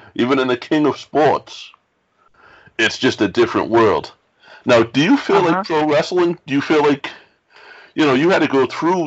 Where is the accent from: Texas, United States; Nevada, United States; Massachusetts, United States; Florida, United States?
Massachusetts, United States; Boston; As a kid, like, I grew up in Boston